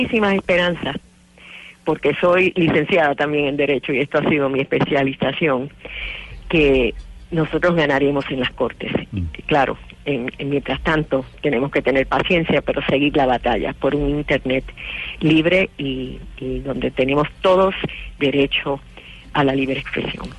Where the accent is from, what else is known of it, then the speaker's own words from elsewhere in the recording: United States; mi país